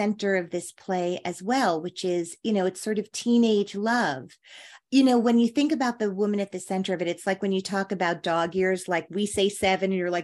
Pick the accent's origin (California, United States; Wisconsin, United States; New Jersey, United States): New Jersey, United States; Teaneck; I'm from Teaneck